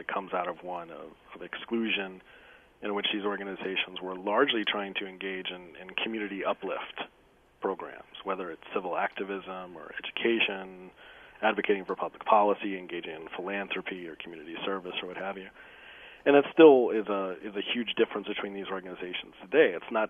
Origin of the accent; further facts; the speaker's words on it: the South, United States; But I grew up in the South and in a predominantly black neighborhood, and many of my mentors slowly began to tell me that they were members of fraternities themselves